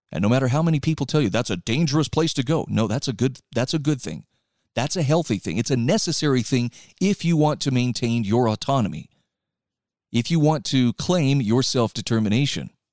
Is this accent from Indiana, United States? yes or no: no; Utah, United States; in my home state of Utah right now